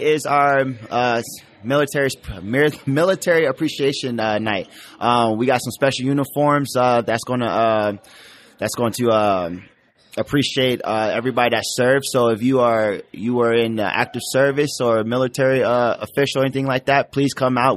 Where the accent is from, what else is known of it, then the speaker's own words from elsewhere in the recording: Columbus, Ohio, United States; I'm from the Columbus, Ohio area